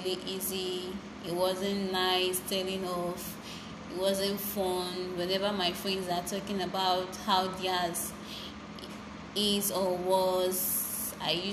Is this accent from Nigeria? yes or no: yes; Benue, Nigeria; I'm a Nigerian from Benue State